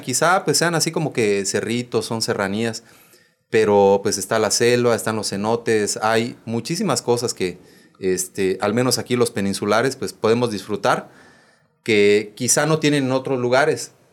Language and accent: Spanish; Bacalar, Quintana Roo, Mexico; soy de Bacalar